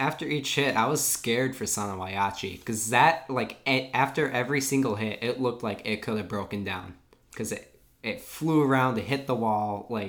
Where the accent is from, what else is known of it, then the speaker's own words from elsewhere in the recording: Wisconsin, United States; we're from Wisconsin.